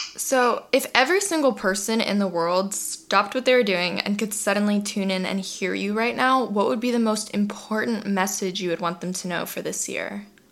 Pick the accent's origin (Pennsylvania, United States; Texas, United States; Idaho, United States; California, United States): California, United States; Los Angeles; moved away as an adult; now in Kauai, United States; I grew up in Los Angeles, so super loud and chaotic